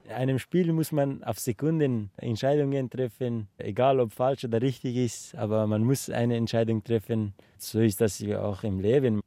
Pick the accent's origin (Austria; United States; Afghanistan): Afghanistan; near Kabul; German is a second language; also born or lived in Iran; now in Straubing, Germany; ich komme aus Afghanistan, in der Nähe von der Hauptstadt Kabul